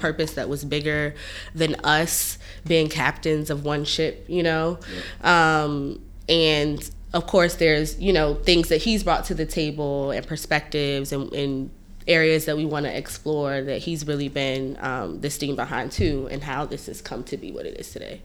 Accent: Hampton, Virginia, United States; moved away as an adult; now in New York, United States; I'm from Virginia. I'm from Hampton, Virginia

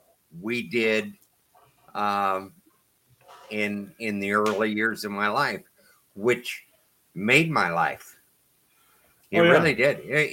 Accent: Alaska, United States; we grew up in Alaska.

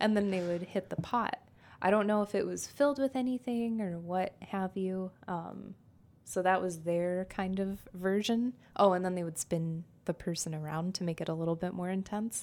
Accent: Southwest, United States; I grew up in the Southwest

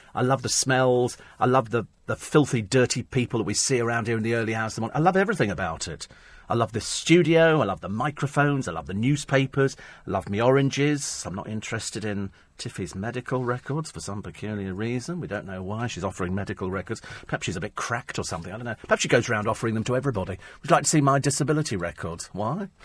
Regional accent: United Kingdom; We're British.

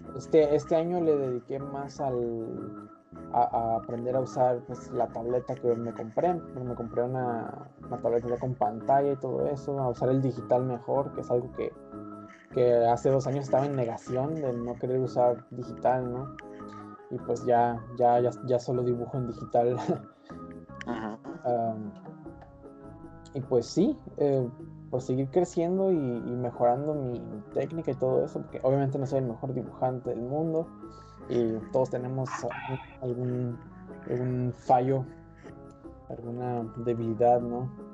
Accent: northern Mexico, Mexico; no siempre tengo ganas de ser norteño

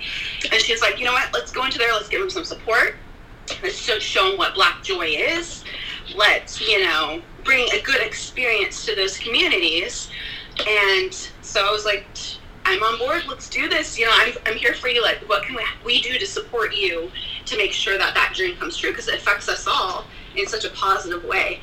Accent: Albany, Oregon, United States; I came from Albany, so there's nothing out there.

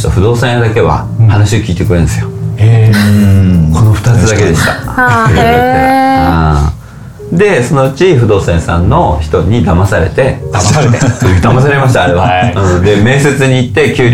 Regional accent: Kawasaki, Kanagawa, Japan; moved away as an adult; also born or lived in Ashina, Yokosuka; now in Hayama, Japan; 今はあの葉山に住んでまして、はいえーと、川崎出身ですあの神奈川県の川崎出身で、はい、まあ、なかなかわい雑な場所がで生まれ育ちまして

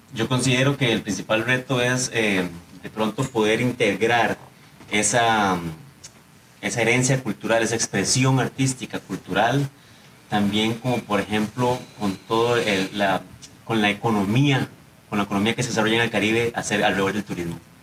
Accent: Siquirres, Limón, Costa Rica; moved away as an adult; now in San José, Costa Rica; soy de Limón, ¿verdad? También, de nacimiento, cédula 7, de Siquirres, a mucho orgullo

